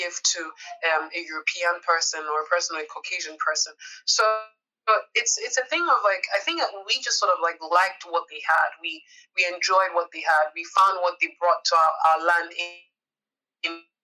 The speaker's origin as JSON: {"language": "English", "country": "Nigeria", "said": "me as a Nigerian"}